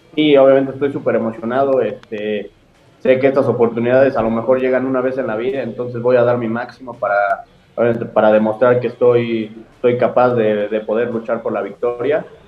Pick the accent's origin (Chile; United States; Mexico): Mexico; como mexicano